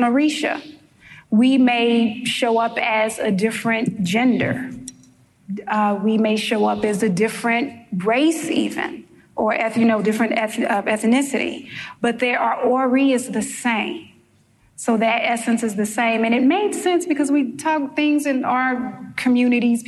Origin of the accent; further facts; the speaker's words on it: St. Louis, Missouri, United States; now in New York, United States; If you hear an accent for the New Yorkers in the room, it's because I am from St. Louis, Missouri, originally. And the accent did not leave, it stayed